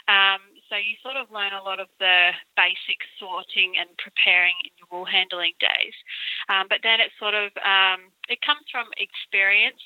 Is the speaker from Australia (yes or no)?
yes; Brisbane, Queensland, Australia; moved away; I grew up in Brisbane